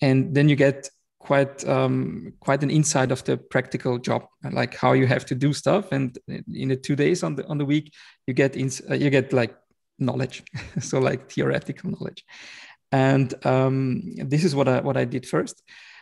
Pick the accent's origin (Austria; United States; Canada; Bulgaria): Austria; Vienna; I was born and raised in Vienna, in Austria, in the heart of Europe.